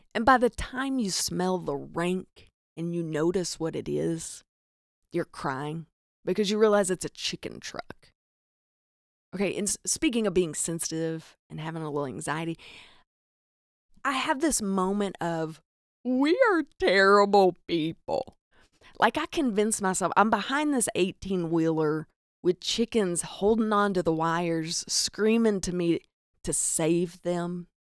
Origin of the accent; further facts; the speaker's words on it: the South, United States; accent: Southern; I'm from the South. If you're listening to this, you're probably like, "Duh, I hear the cornbread in your accent